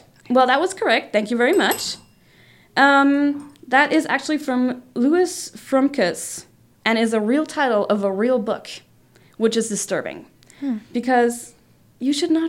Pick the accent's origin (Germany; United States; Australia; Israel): Germany; I'm from Germany